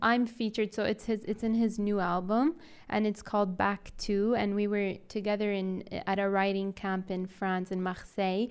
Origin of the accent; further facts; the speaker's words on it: Riyadh, Riyadh Province, Saudi Arabia; accent: Saudi; also born or lived in United States; I'm from Riyadh